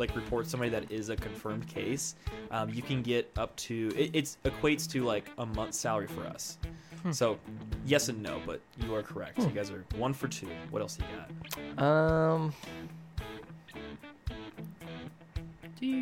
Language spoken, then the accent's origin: English; United States; growing up in America